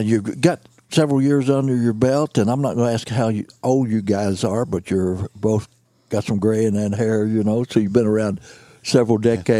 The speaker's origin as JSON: {"language": "English", "region": "the South", "country": "United States", "accent": "Southern", "said": "I moved 3 or 4 hours north 40 years ago, and people have always teased me about my Southern accent, and I don't see it or hear it at all anymore, and I have lost a lot of it."}